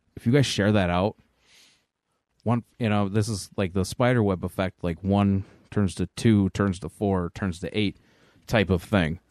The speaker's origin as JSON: {"language": "English", "town": "Angola", "region": "New York", "country": "United States", "said": "I specifically am from Angola, New York, though. So I'm a South Towns kid."}